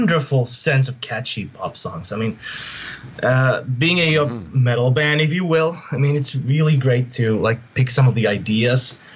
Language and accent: English; Finland; Here in Finland